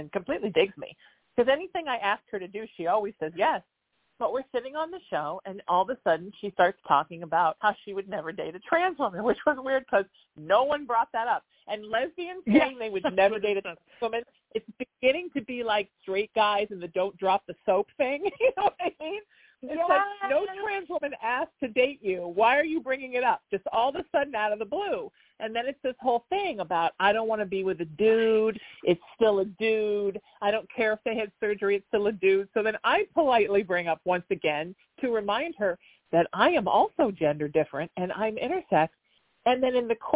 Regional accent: Orange County, California, United States; I grew up here in Orange County

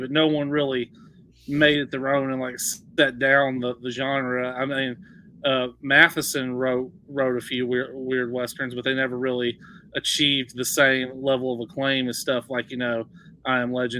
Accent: East Texas, United States; I grew up in East Texas

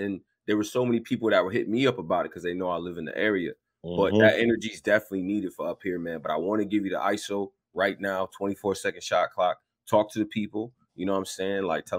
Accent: upstate New York, United States; The part of my accent, you know, I'm from upstate, so I might say Newark.

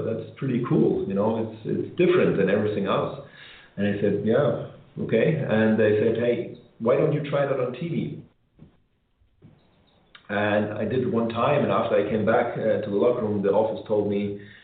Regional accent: Germany; moved away as an adult; I grew up in Germany

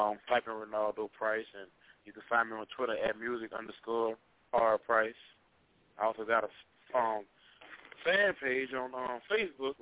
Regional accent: Baton Rouge, Louisiana, United States; I'm from Baton Rouge.

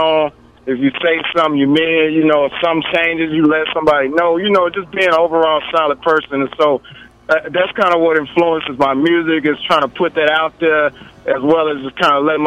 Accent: Mississippi, United States; now in Broward County, United States; I'm from Mississippi. But I reside in down here in Broward, Florida now.

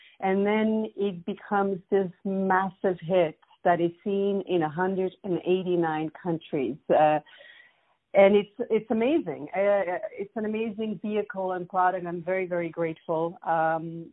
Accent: Switzerland; moved away as an adult; also born or lived in Italy / New York; now in United States; I was born in Switzerland, but my mom is Greek, and my father was Italian

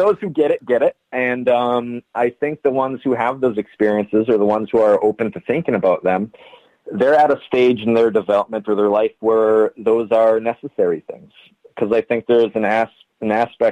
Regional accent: Ironwood, Michigan, United States; it was a very small northern Michigan town. I'm actually from Ironwood, Michigan, a town of maybe, it's less than 5,000 people.

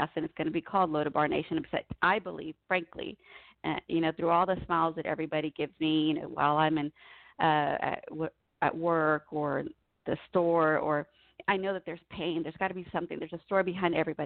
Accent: United States; I was born here in the United States

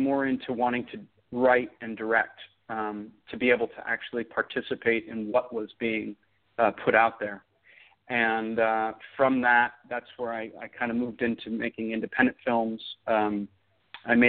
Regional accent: Oakland, California, United States; also born or lived in Los Angeles; I grew up in Oakland

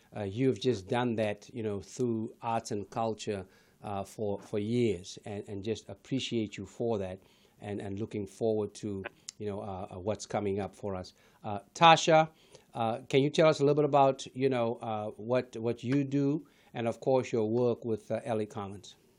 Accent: Johannesburg, Gauteng, South Africa; now in United States; born and raised in South Africa

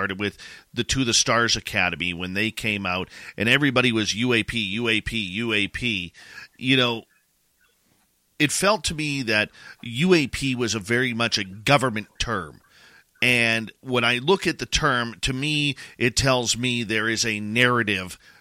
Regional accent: Canada; myself being Canadian

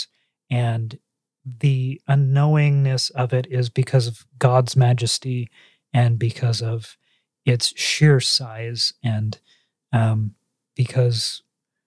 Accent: West Coast of the United States, United States; as an American, and especially as we are Americans of the West Coast

